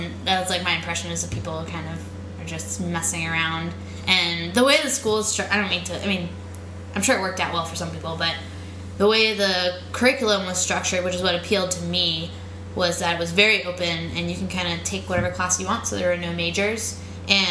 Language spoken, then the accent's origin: English; outside of Pittsburgh, Pennsylvania, United States; also born or lived in Boulder, Colorado / Boston; now in New York, United States; I grew up outside of Pittsburgh, like on a farm